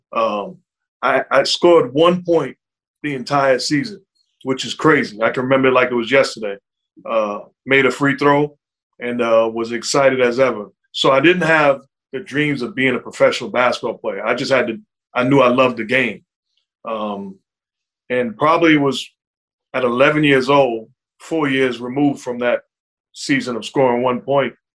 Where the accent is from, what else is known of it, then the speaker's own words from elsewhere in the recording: New York City, New York, United States; also born or lived in Brooklyn; as a kid growing up in New York City